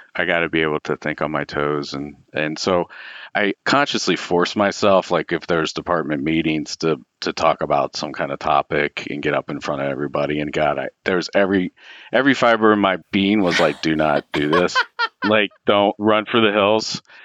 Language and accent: English; Cincinnati, Ohio, United States; I grew up in Cincinnati and went to the University of Cincinnati, and I lived at home